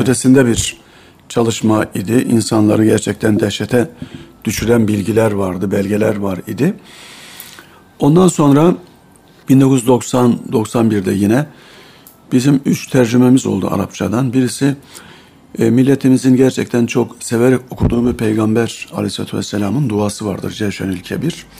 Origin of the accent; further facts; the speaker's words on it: Bolvadin, Afyonkarahisar, Turkey; moved away; 1962 yılında Afyon'un Bolvadin ilçesinde doğdum. Burada İmam Lisesi'ni bitirdim.